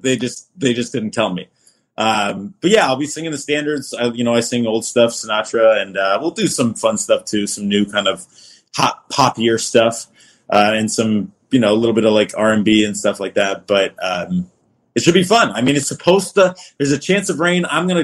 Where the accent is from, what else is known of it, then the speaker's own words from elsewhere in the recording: Florida, United States; I grew up in Florida